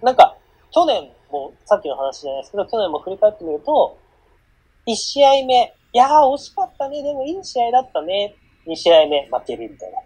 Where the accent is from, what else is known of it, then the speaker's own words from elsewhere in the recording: Hokkaido, Japan; 僕は北海道出身なんでレバンガを押してますけ